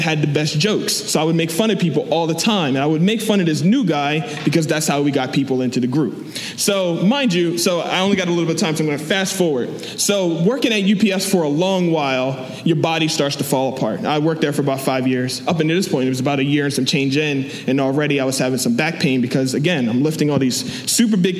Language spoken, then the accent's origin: English; Delaware, United States; I'm from Delaware